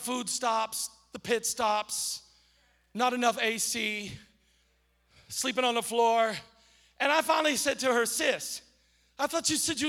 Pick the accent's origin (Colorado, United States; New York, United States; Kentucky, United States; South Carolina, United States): Kentucky, United States; accent: Eastern Kentucky; And I said to myself in my Eastern Kentucky accent, Lord, I sure is short.